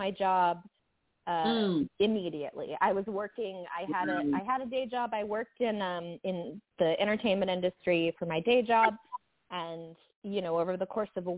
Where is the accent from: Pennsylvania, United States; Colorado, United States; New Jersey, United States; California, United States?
California, United States; Santa Cruz; moved away as an adult; now in New York, United States; I had been living in my hometown of Santa Cruz, California